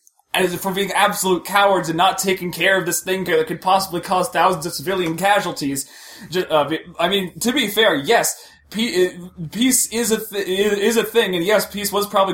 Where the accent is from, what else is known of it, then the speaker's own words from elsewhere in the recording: United States; I'm from America